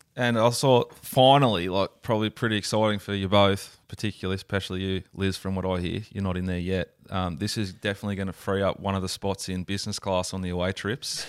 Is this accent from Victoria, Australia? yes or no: no; Sydney, New South Wales, Australia; I am from Sydney